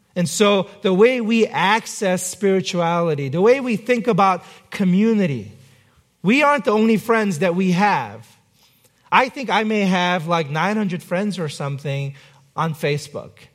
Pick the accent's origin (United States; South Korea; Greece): South Korea; moved away; I was not born in this country. I was born in South Korea